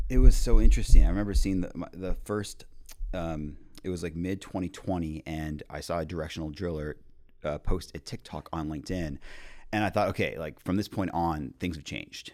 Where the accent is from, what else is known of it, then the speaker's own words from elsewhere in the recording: Montreal, Quebec, Canada; moved away; also born or lived in Houston / Mexico; born and raised in Montreal, we have a coffee chain called Tim Hortons